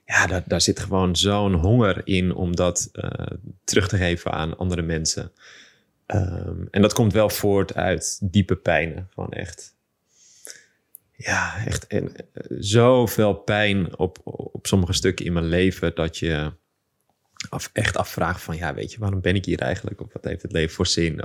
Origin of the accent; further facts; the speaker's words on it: Amsterdam, North Holland, Netherlands; geboren en getogen in Amsterdam